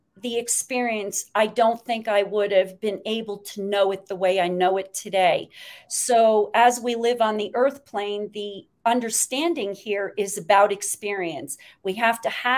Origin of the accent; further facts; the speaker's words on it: Great Falls, Montana, United States; I was born in Great Falls, Montana